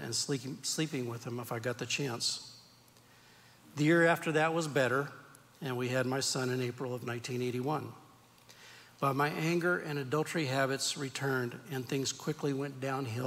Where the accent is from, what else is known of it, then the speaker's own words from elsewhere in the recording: Turlock, California, United States; I was born and raised in Turlock, California